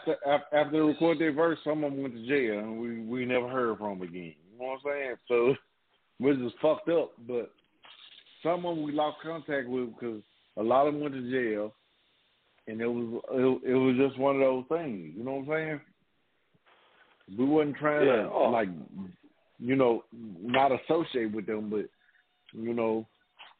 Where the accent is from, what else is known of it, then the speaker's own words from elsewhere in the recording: Memphis, Tennessee, United States; I'm from the Magnolia in Memphis